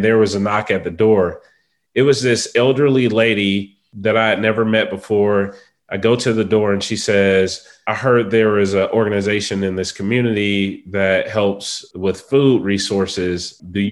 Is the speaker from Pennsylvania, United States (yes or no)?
no; Atlanta, Georgia, United States; I am a native of Atlanta, Georgia. I've been here my entire life.